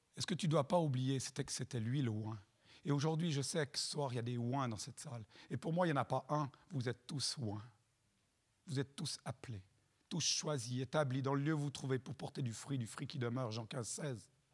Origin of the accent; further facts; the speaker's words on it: Chad; Moi, je viens du Tchad